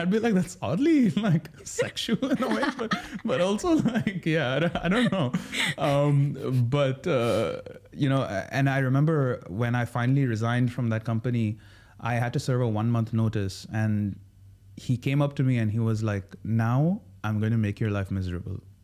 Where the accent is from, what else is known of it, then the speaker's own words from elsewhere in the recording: Sharjah, United Arab Emirates; now in Dubai, United Arab Emirates; born and raised in Sharjah.